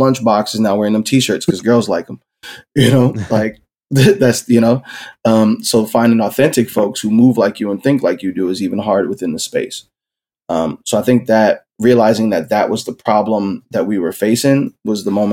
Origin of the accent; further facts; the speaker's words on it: Philadelphia, Pennsylvania, United States; I was born and raised in South Philly.